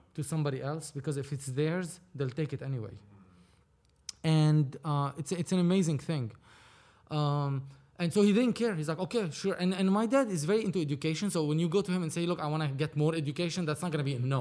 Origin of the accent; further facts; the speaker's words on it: Lebanon; moved away as an adult; now in Los Angeles, United States; I was born and raised in Lebanon